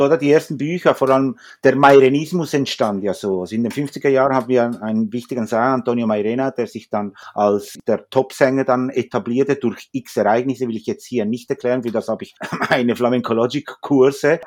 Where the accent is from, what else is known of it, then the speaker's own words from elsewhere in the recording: Zürich, Switzerland; also born or lived in Huelva, Spain; ich bin eigentlich in Zürich eigentlich geboren